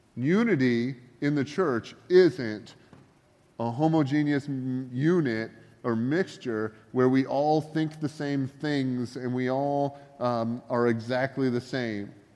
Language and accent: English; Northern Ontario, Canada; moved away; also born or lived in Georgia; I grew up in Northern Ontario